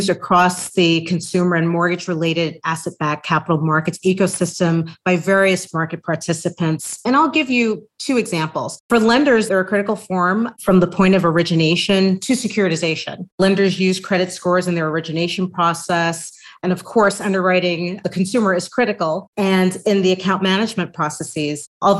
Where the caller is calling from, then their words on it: New York City, New York, United States; I am joining you from New York City, and I thank you for having me here today